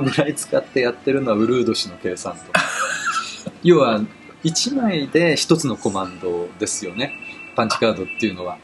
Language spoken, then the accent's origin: Japanese; Tokyo, Japan; also born or lived in Ichikawa, Chiba; もともと東京出身というか